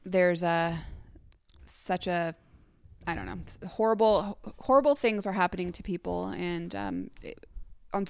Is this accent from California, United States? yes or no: yes; Sacramento, California, United States; our hometown, Sacramento, well, I guess my hometown